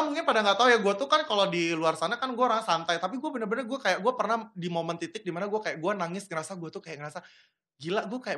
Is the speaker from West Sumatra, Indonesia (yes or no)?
yes; Padang, West Sumatra, Indonesia; kalau gue kan kampung gue di Padang ya saya hmm. di Padang itu kan makanannya pada endul-endul